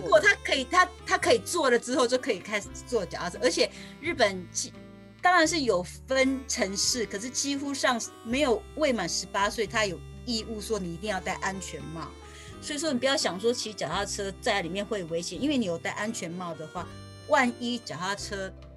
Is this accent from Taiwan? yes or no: yes; Taiwan; moved away as an adult; now in Japan; 我小时候是住在台湾嘛，那当然小时候在台湾的时候，小学、初中都还有骑脚踏车